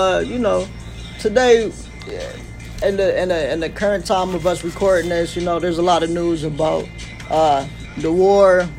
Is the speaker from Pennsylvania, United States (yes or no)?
no; Detroit, Michigan, United States; I grew up on Detroit's east side. Lived there all the way up into high school, where I got in a little bit of trouble. Ended up moving to the west side.